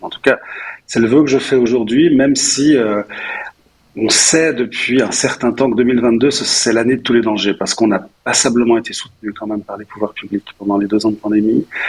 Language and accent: French; Nyon, Vaud, Switzerland; je suis, nyonnais, euh, je suis donc je suis né à Nyon